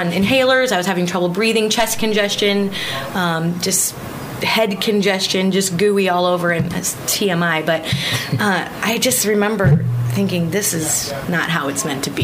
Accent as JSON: {"language": "English", "region": "Missouri", "country": "United States", "moved": "yes", "lives_now": "Guam", "said": "I'm from Missouri"}